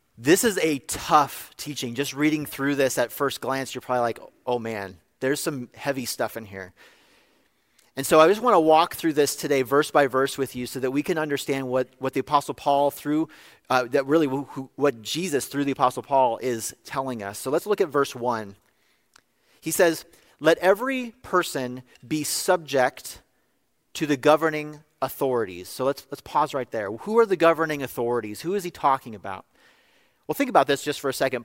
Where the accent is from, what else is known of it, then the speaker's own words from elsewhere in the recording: California, United States; in my home state of California